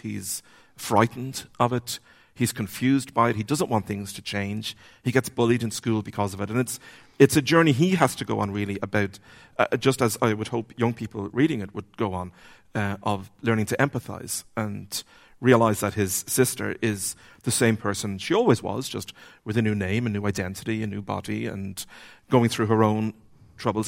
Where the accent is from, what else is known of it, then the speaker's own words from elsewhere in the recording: Dublin, Leinster, Ireland; I grew up, where I grew up in Dublin